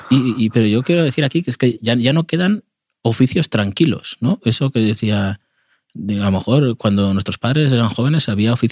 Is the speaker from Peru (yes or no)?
no; Burgos, Castile and León, Spain